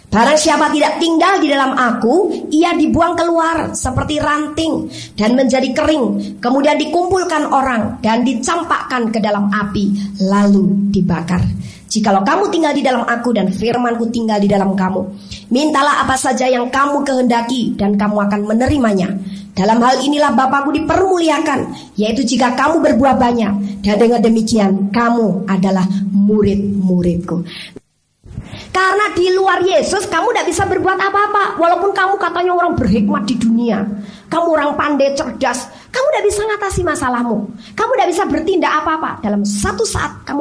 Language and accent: Indonesian; Bandung, West Java, Indonesia; Saya sendiri wong Bandung nggak dengar berita itu.